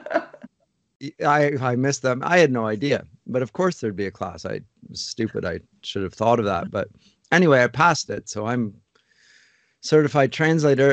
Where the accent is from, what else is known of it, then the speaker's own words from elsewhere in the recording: London, Ontario, Canada; moved away as an adult; now in Toronto, Canada; I grew up in London, Ontario, and, uh, grew up in North London and stayed in London to study at Huron College